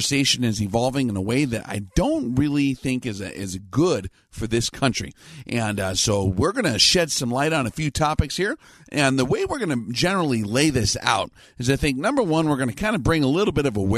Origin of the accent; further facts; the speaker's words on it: Northern Great Plains, Midwest, United States; I am not from the West Coast. I grew up in the Midwest up here in the Northern Great Plains